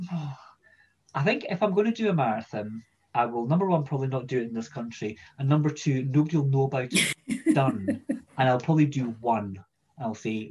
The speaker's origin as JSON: {"language": "English", "town": "Edinburgh", "region": "Scotland", "country": "United Kingdom", "tie": "born or raised there", "said": "I'm from Edinburgh originally, and that's where I grew up."}